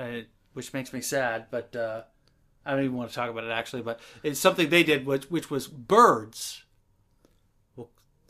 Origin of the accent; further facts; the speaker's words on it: Seattle, Washington, United States; You know, I'm from Seattle, so...